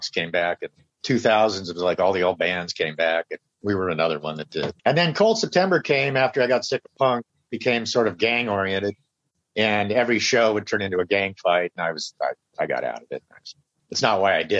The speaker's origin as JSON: {"language": "English", "town": "Los Angeles", "region": "California", "country": "United States", "tie": "born or raised there", "said": "I grew up in Simi Valley and San Fernando Valley, LA area"}